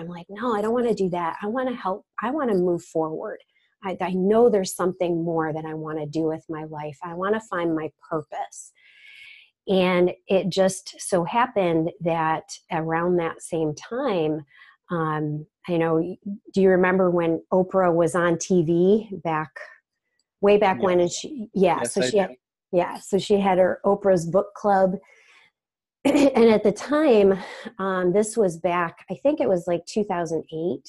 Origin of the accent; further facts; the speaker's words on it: Rochester, New York, United States; I'm from the Rochester, New York area